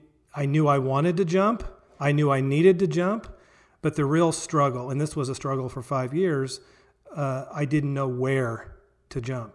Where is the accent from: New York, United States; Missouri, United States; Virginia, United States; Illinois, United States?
Missouri, United States; Springfield; I grew up in Springfield, Missouri, here, Southwest Missouri